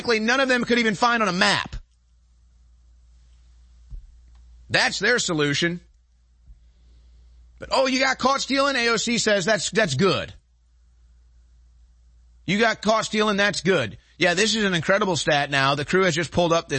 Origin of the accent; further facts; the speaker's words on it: Chicago, Illinois, United States; my hometown, Chicago, where I grew up